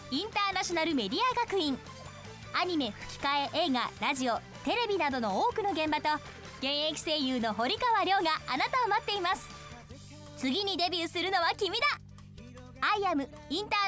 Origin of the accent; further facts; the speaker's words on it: Kansai, Japan; moved away; 私関西出身